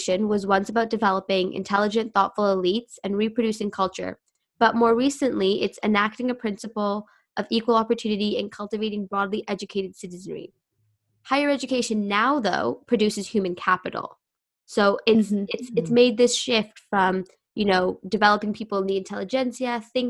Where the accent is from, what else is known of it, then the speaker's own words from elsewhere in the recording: Canada; also born or lived in United Kingdom / Japan; I grew up in Canada